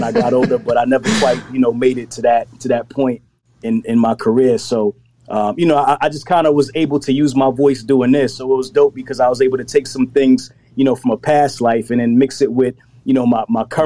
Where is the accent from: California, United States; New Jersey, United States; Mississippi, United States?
New Jersey, United States; also born or lived in Brooklyn, New York; I moved to New Jersey early, but like I moved to the suburbs in New Jersey